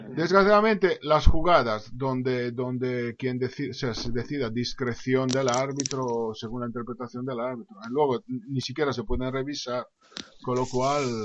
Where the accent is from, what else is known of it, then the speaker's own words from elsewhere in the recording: Italy; soy italiano